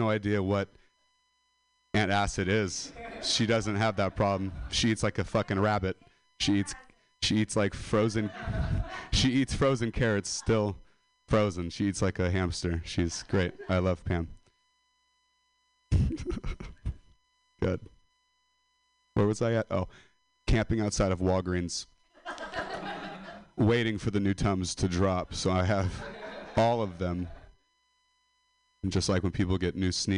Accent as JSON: {"language": "English", "town": "Modesto", "region": "California", "country": "United States", "said": "I'm a dropout from Modesto"}